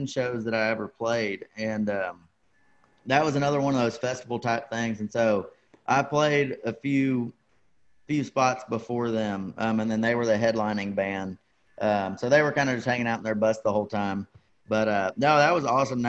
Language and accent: English; Dallas, Texas, United States; I grew up in the Dallas area. That's where my family moved to when I was little